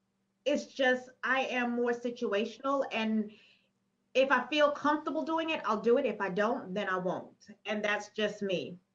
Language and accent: English; New York, United States; I'm from New York.